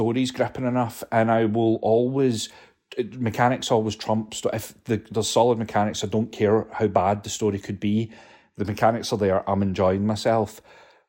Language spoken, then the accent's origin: English; Scotland, United Kingdom; I didn't even grow up where I live now